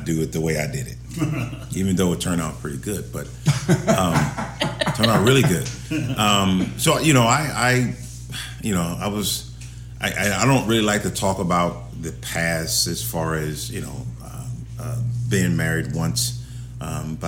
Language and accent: English; Los Angeles, California, United States; also born or lived in Arizona; now in Ohio, United States; I'm from California, Los Angeles